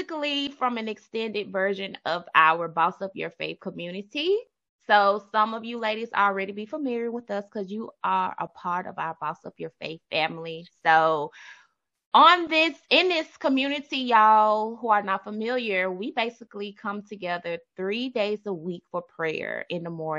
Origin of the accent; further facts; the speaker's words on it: Memphis, Tennessee, United States; accent: country twang; we are from the South. Memphis